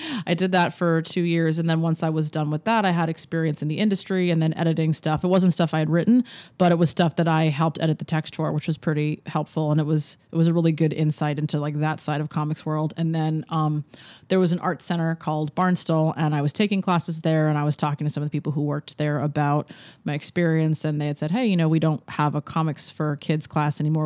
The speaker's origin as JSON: {"language": "English", "town": "Larchmont", "region": "New York", "country": "United States", "tie": "born or raised there", "moved": "yes", "said": "I am from Larchmont, New York, which is a small town outside of New York City"}